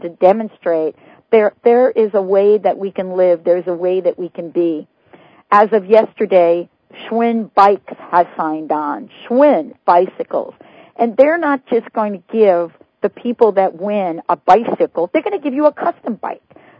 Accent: New York, United States; I'm from New York, and, you know, the only hole that we grew up knowing were the potholes

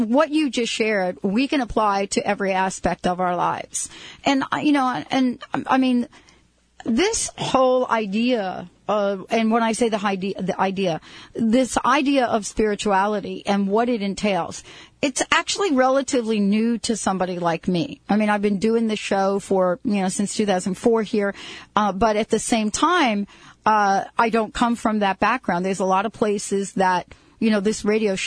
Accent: New York, United States; I'm a street girl. I grew up in New York

